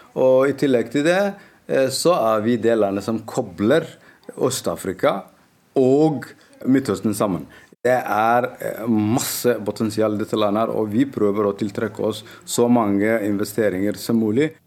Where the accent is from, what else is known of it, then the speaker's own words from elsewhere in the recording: Somalia; moved away; also born or lived in Norway; har reist tilbake hjem